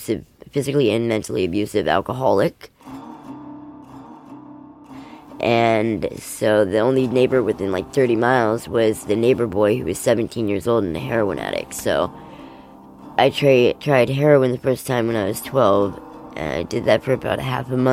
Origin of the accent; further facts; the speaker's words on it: Everett, Washington, United States; I was born in Everett